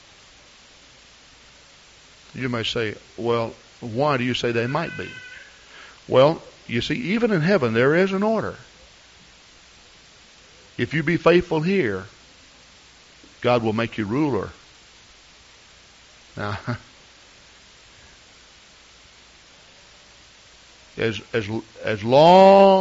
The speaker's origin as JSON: {"language": "English", "country": "United States", "said": "I am an American. I don't know the language of the old world."}